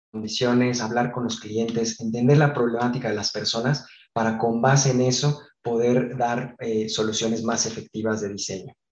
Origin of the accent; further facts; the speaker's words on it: Guadalajara, Jalisco, Mexico; born there; Nací en, en Guadalajara, en México, pero me he cambiado cerca de 12 veces de, ciudad y, de escuela, 25 de casa